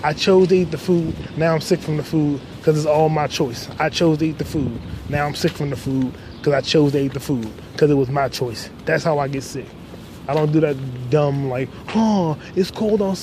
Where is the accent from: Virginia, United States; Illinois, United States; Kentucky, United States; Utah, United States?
Virginia, United States; I'm from Virginia